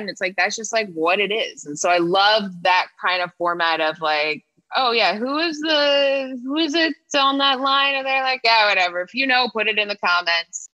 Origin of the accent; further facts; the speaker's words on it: Toronto, Ontario, Canada; moved away; also born or lived in Regina, Saskatchewan; I'm from Toronto